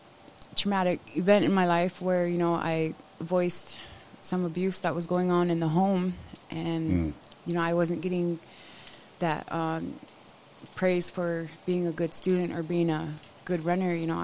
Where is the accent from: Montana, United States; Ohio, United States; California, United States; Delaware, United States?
Montana, United States; Lame Deer; I grew up on the Northern Cheyenne Reservation, north side of Lame Deer